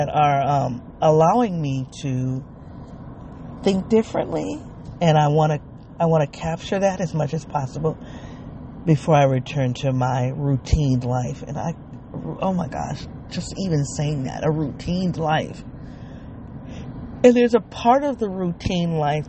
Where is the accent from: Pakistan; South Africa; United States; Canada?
United States; Midwest; also born or lived in the South; I'm a Midwesterner